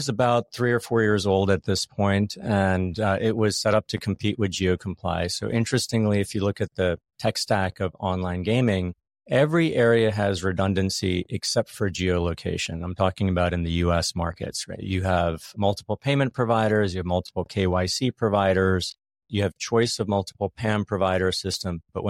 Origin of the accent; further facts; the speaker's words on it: Philadelphia, Pennsylvania, United States; also born or lived in London; I'm from Philly.